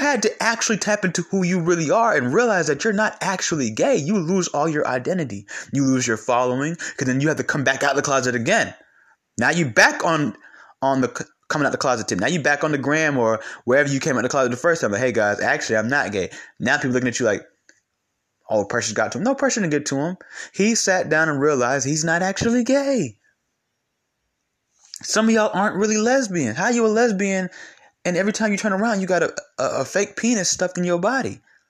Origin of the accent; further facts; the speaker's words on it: California, United States; Or because I'm from California, I got to be this way.